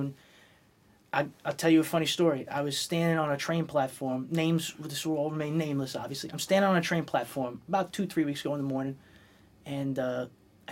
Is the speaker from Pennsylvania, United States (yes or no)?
no; New York City, New York, United States; I come from Brooklyn. It happened in my hometown first